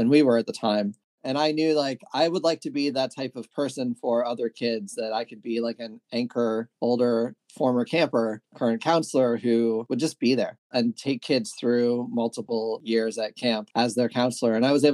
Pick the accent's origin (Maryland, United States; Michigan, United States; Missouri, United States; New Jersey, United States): Maryland, United States; I grew up in Maryland.